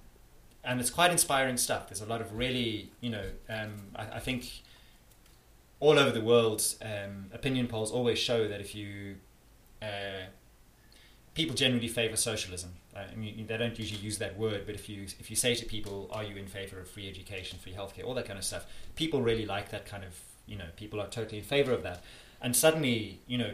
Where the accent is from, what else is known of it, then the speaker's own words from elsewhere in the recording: South Africa; accent: South African; now in Scotland, United Kingdom; As you can hear by my accent, I'm South African, I'm not Scottish.